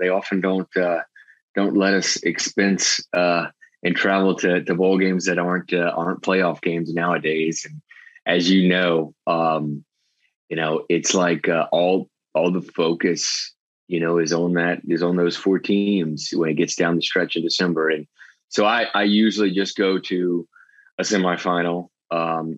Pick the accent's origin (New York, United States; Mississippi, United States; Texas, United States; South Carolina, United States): Mississippi, United States; Biloxi; I'm from Biloxi, Mississippi, on the Gulf Coast